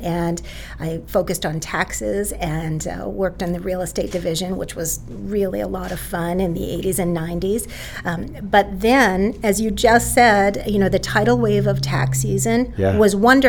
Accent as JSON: {"language": "English", "town": "Salem", "region": "New Hampshire", "country": "United States", "said": "Salem, New Hampshire."}